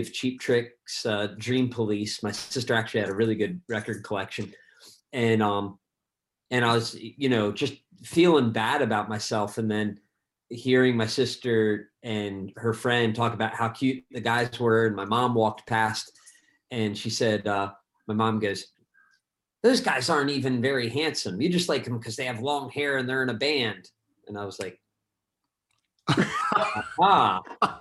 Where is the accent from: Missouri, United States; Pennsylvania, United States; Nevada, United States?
Pennsylvania, United States; where I grew up in Pennsylvania